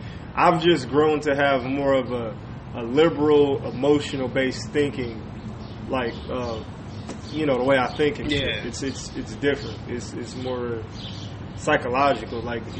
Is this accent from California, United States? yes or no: yes; Inglewood, California, United States; Because I was born and raised in Inglewood